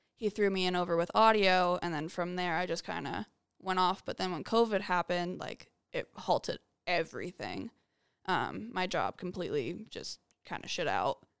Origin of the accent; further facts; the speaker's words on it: Las Vegas, Nevada, United States; born and raised in Vegas